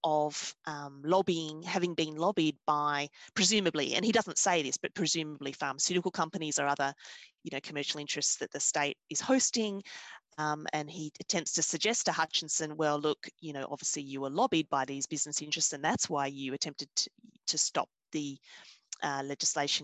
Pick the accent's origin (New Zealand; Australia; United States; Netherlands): Australia; Victoria; I'm from the Australian state of Victoria